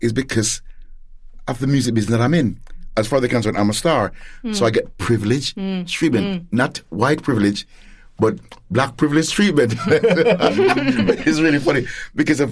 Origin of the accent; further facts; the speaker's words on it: Gloucester, South West England, United Kingdom; moved away as an adult; also born or lived in Jamaica; now in United States; I was born in Jamaica, brought up and went to school in Gloucester